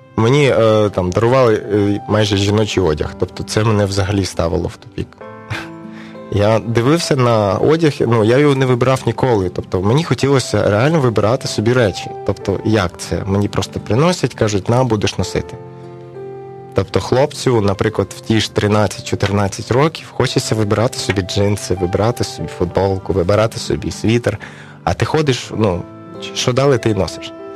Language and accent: Ukrainian; Kyiv, Ukraine; also born or lived in Dnipropetrovsk, Ukraine; now in Chernivtsi, Ukraine; моє рідне місто Київ